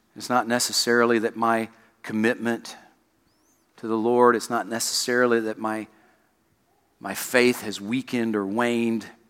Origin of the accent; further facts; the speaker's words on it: South Carolina, United States; moved away; I grew up in South Carolina